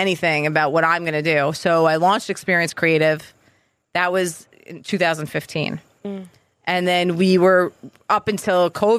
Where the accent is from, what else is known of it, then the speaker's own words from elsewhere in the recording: Long Island, New York, United States; moved away as an adult; also born or lived in Queens, New York; now in Massachusetts, United States; I grew up in New York.